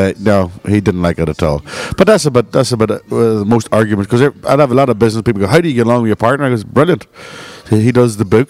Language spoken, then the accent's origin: English; Saginaw, Michigan, United States; I'd say, I'm from Saginaw, Michigan.